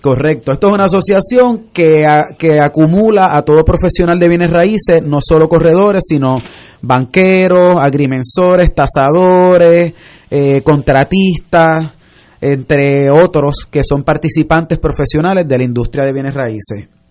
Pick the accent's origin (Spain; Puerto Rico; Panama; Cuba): Puerto Rico; como puertorriqueños somos sangre caliente